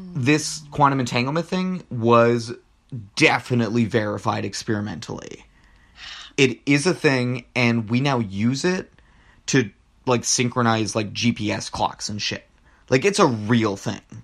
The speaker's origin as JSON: {"language": "English", "area": "Rio Grande Valley", "region": "Texas", "country": "United States", "said": "I'm from the Rio Grande Valley"}